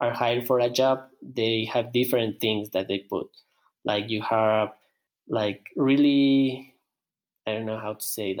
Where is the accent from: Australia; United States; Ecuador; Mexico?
Ecuador; English is a second language; I'm from Ecuador. I'm 31 years old.